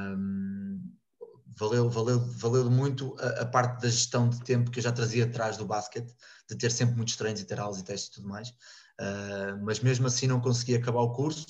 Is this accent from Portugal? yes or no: yes; Porto, Norte, Portugal; moved away as an adult; now in Rio Maior, Portugal; venho do Porto, neste momento estou em Rio Maior